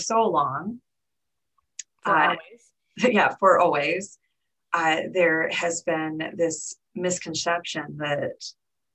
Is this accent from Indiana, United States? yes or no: no; Michigan, United States; We are both from Michigan, so we have a lot of connections here.